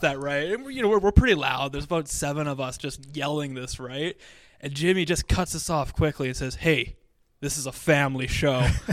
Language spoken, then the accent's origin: English; Dauphin, Manitoba, Canada; moved away; my hometown